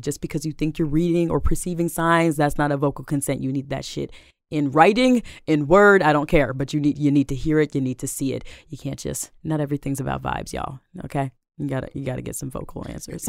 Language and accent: English; Seattle, Washington, United States; I am born and raised in Seattle, South Seattle, to be specific, Rainier Beach